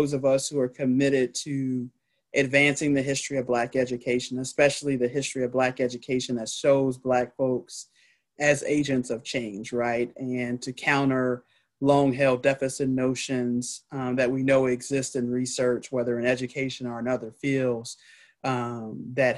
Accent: Mississippi, United States; as a Black woman growing up in Mississippi

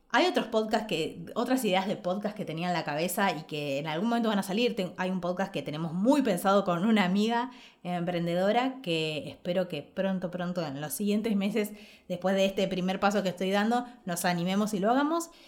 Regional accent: Ushuaia, Tierra del Fuego, Argentina; moved away; also born or lived in Buenos Aires; en Ushuaia, que es donde vengo, de donde nací

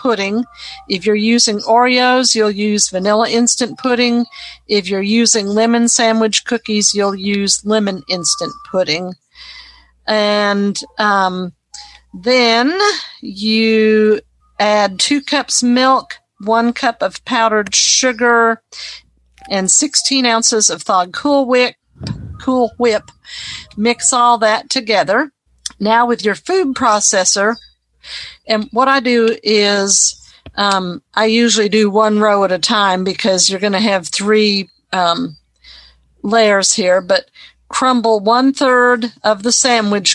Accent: Nashville, Tennessee, United States; I am from Nashville, Tennessee

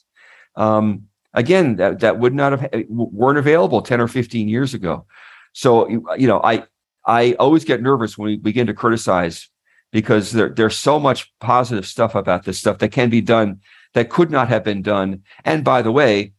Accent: Missouri, United States; I'm from Missouri

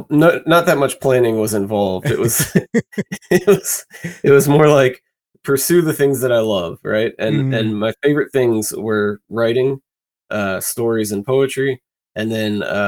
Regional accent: Greensboro, North Carolina, United States; now in Raleigh, United States; I'm from North Carolina, a city called Greensboro, and lived there my whole childhood. So we didn't move around or anything. And then moved just slightly east to Raleigh in North Carolina for when I was 18 for college. And I've been here ever since then.

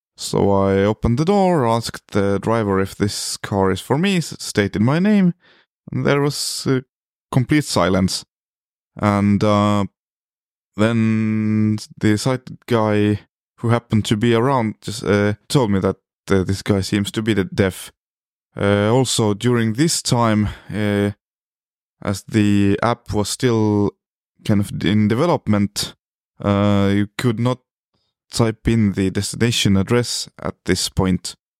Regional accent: Estonia; I come from Estonia, which is a small country located in the North Europe

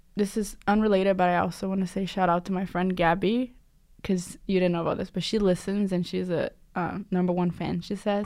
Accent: Curitiba, Paraná, Brazil; now in United States; I'm from a city called Curitiba. It's in the state of Paraná.

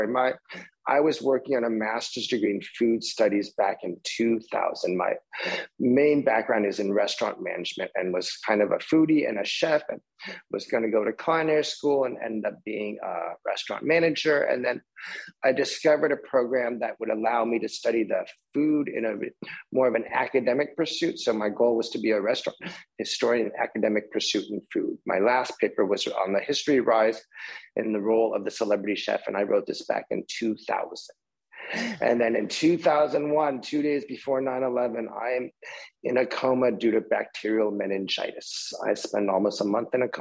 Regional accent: Orange County, California, United States; also born or lived in Israel / New York; I grew up in Orange County

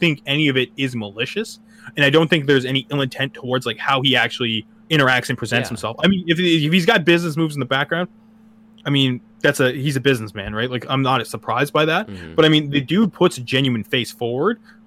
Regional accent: Canada; we're both Canadian

